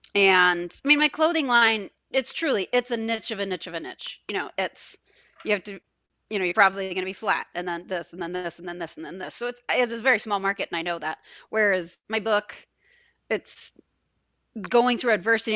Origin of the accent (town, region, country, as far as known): Binghamton, New York, United States; born or raised there; moved away; also born or lived in Geneseo, New York / Wisconsin